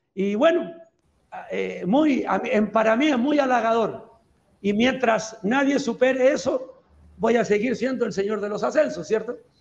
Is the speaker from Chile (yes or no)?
yes; Chile; moved away as an adult; also born or lived in El Salvador / Belize / Nicaragua; now in Guatemala; soy chileno, sigo siendo chileno